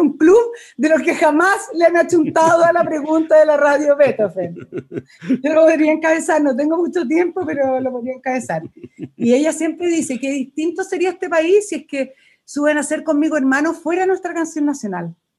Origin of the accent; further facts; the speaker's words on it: Chile; uno como chileno